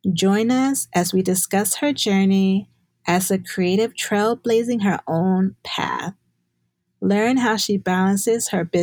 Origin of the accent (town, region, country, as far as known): suburbs of Chicago, Illinois, United States; born or raised there